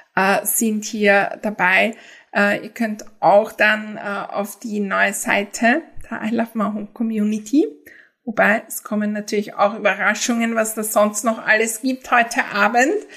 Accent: Austria; für mich als Österreicherin

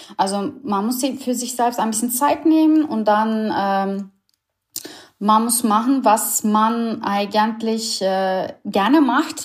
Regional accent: Istanbul, Turkey; German is a second language; moved away as an adult; also born or lived in Berlin, Germany; now in Germany; Ich, ich komme ursprünglich aus Istanbul. Ich bin eine Ur-Istanbulerin

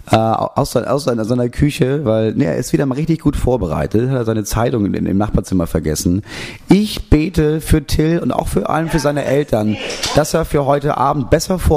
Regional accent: Berlin, Germany; Das Einzige, was sie in Berlin vermisst, ich komme aus Berlin, ist

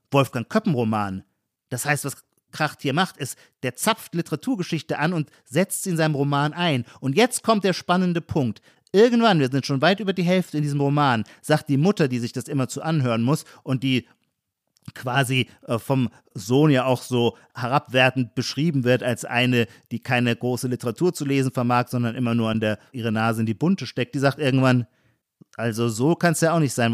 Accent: Heidelberg, Baden-Württemberg, Germany

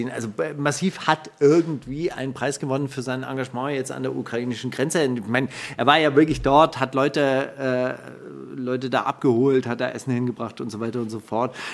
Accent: Palestine; Ich bin Palästinenser, ich kann nichts dafür. Ja, ich komme nun mal daher. Ja, ich werde das auch nicht ablegen.

